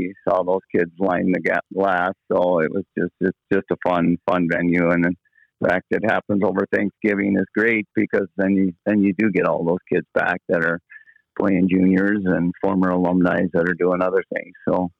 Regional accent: Thief River Falls, Minnesota, United States; Yeah, I guess it was like a lot like a lot of northern Minnesota kids.

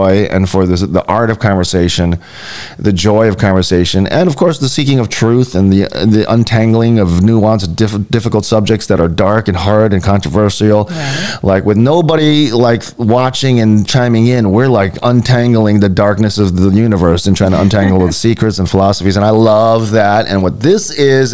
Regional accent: Hawaii, United States; I was born and raised here

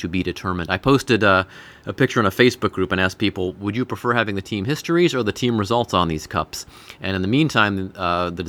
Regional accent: Cleveland, Ohio, United States; also born or lived in Pittsburgh; now in Cincinnati, United States; I'm of the Stingers era, but I grew up in Cleveland.

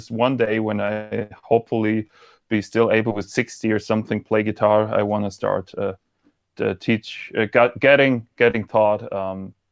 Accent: Freiburg, Baden-Württemberg, Germany; English is a second language; oh you can also talk German to me I'm from Freiburg

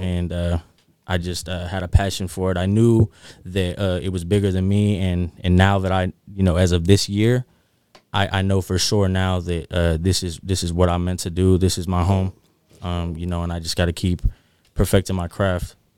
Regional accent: North Highlands, California, United States; I grew up in North Highlands

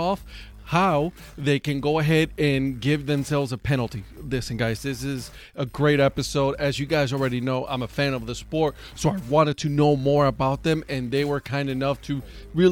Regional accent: Puerto Rico; also born or lived in Cleveland, Ohio; now in Raleigh-Durham, United States; I'm originally from Puerto Rico, and I'm telling you right now, curling is not a sport there. So I actually picked it up when I moved to Cleveland

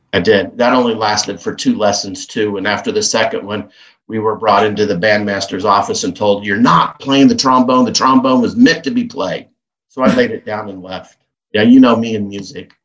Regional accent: Kansas, United States; growing up in Kansas

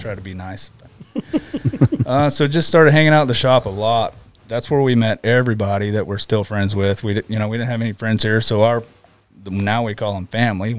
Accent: Plant City, Florida, United States; moved away as an adult; now in Alaska, United States; So I shot bow as a kid back in Florida, born and raised in Florida.

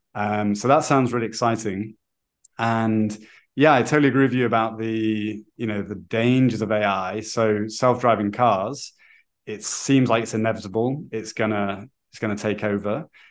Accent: United Kingdom; now in Brazil; I'm British

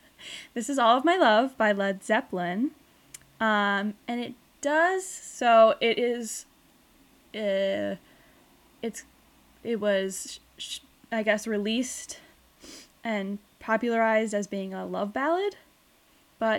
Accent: Michigan, United States; moved away; I'm from Michigan, so I know what like really, really cold weather's like.

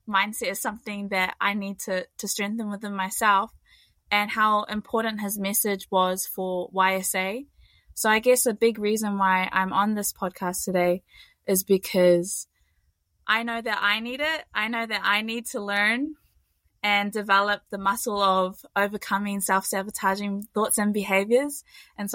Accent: Auckland, New Zealand; also born or lived in Ōrākei, Auckland; I am from Manurewa, South Auckland

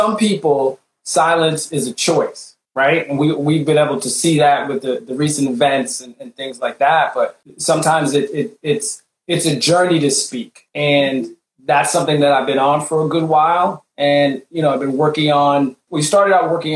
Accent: Barbados; I'm West Indian and stuff and Barbados

